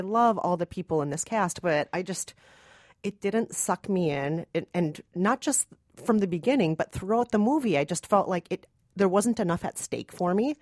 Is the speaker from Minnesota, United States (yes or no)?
yes; Minnesota, United States; I'm from Minnesota, and I'm not Mexican